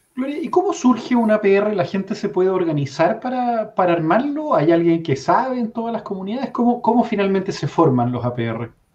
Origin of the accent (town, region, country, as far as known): Chile